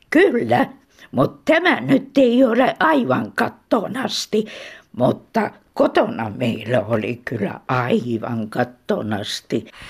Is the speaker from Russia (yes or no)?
yes; Terijoki, Leningrad Oblast, Russia; now in Helsinki, Finland; Minä olen kotoisin Kannakselta, Terjoelta.